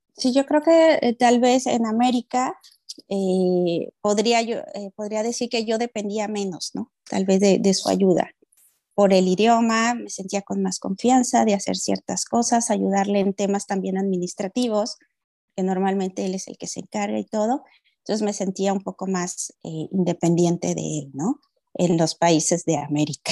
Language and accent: Spanish; Mexico; moved away; soy de México